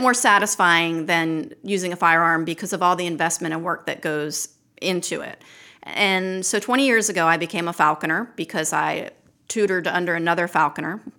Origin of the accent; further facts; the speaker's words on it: Baltimore, Maryland, United States; also born or lived in Hooper's Island, Maryland; now in Lake Martin, Alabama, United States; I grew up in Baltimore City